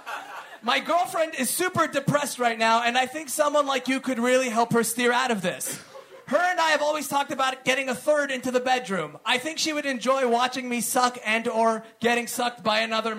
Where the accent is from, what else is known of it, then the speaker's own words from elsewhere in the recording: United States; we're American